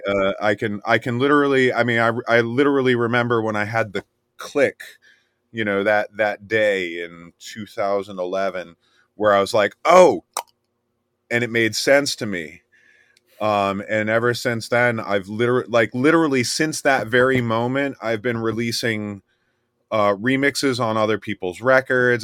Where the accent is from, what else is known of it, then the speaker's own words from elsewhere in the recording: Miami, Florida, United States; I was born in Miami, and I grew up in the swamp